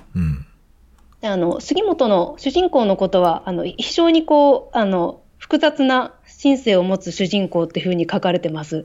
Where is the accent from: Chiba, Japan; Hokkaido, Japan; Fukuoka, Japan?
Hokkaido, Japan; Tsukigata; 私はそこの出身ですし、うん、あのそこで生まれて生きている